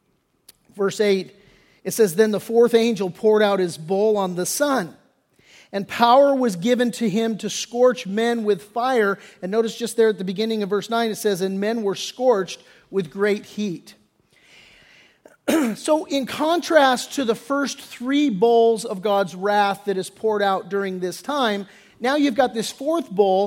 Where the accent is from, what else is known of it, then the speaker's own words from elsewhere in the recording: Redondo Beach, California, United States; I grew up down in Redondo Beach area